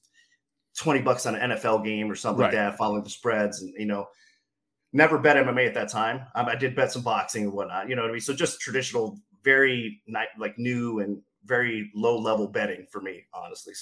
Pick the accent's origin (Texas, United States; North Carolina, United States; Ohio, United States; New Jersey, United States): Ohio, United States; Canton; I'm from Canton, Ohio